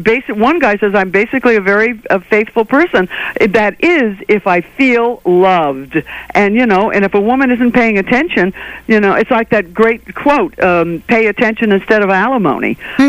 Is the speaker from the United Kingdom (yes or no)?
no; Ireland; That's Gaelic. You know, I'm Irish.